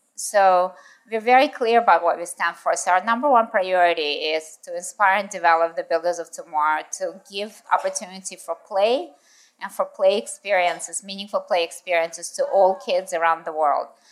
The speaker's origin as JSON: {"language": "English", "country": "United States", "tie": "born or raised there", "also_born_or_lived": "Russia / United Kingdom / Japan / New York", "moved": "as an adult", "said": "lived in the States um, when I was in school and in high school and in university"}